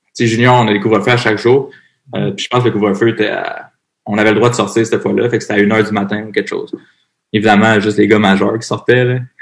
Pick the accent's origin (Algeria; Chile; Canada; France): Canada; Varennes, Quebec; also born or lived in Montreal / Nashville; Je viens de Varennes.